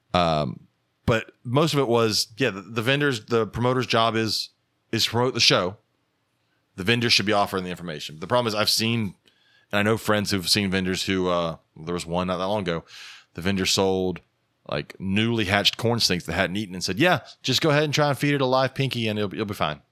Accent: the South, United States; we're the South

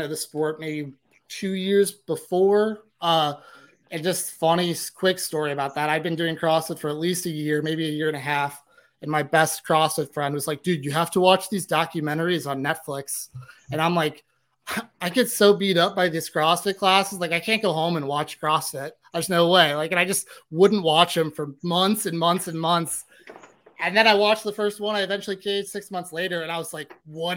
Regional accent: St. Louis, Missouri, United States; also born or lived in Dallas, Texas; I was born and raised in St. Louis and lived in Dallas for like 4 years.

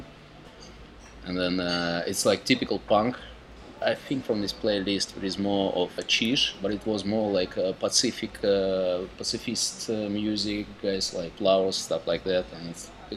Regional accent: Moscow, Russia; English is a second language; now in Victoria, Canada; I'm from Moscow, from Russia. Was born in the Soviet

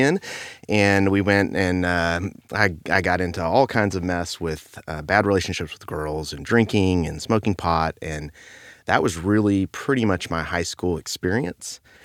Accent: Beaumont, Texas, United States; I grew up in Beaumont

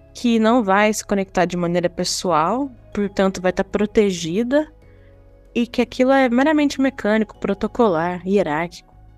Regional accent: Brazil; nós, enquanto brasileiros

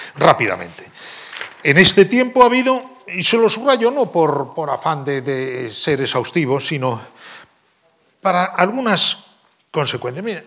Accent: Spain; como europeos, como españoles

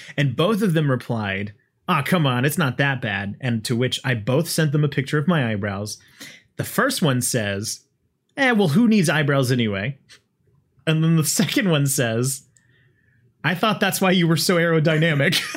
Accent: United States; me being an American

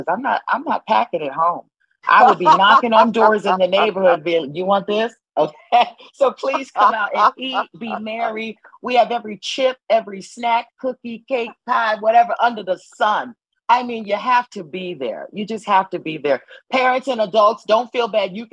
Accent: New Haven, Connecticut, United States; I am born and raised in New Haven, Connecticut.

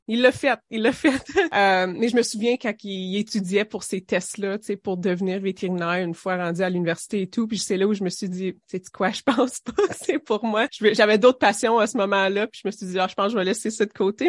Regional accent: Timmins, Ontario, Canada; moved away; je suis originaire de Témine en Ontario du Nord

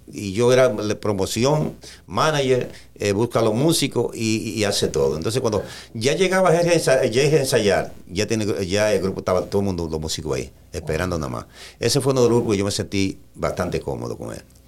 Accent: Jarabacoa, La Vega, Dominican Republic; moved away as an adult; also born or lived in Santo Domingo, Dominican Republic / New York, United States / West Palm Beach, United States; now in United States; yo nací en La Vega, pero me crié en Jarabacoa

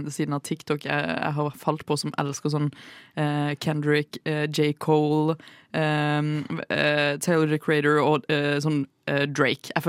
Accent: Sørlandet, Norway; jeg er sørlending

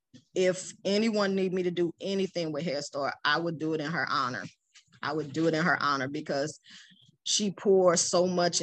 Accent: Iraq; moved away; I think I came from Iraq at the time, and I had my children, single parent.

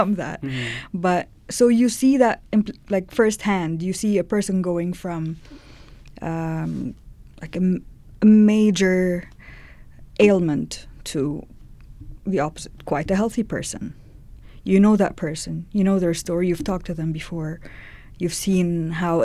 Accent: Cairo, Cairo Governorate, Egypt; moved away as an adult; now in Edmonton, Canada; I grew up in Cairo

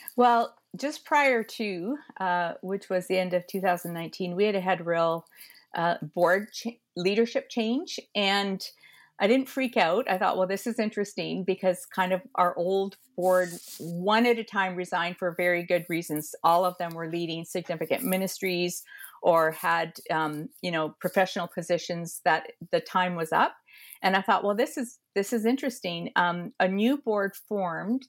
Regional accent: Edmonton, Alberta, Canada; moved away as an adult; now in Toronto, Canada; I am an Alberta girl, a prairie girl, born and raised in Edmonton.

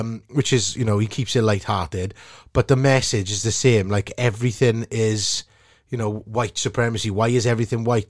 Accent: Port Talbot, Wales, United Kingdom; from Sam Fields in Port Albert

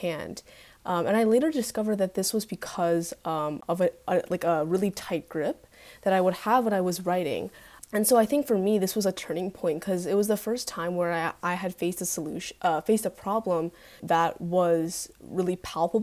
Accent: Greenwich, Connecticut, United States; I'm from Greenwich, and I go to Greenwich High School currently.

